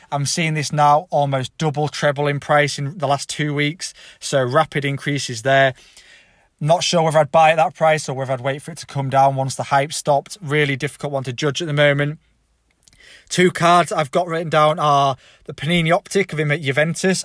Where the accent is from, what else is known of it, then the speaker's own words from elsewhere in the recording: England, United Kingdom; I'm English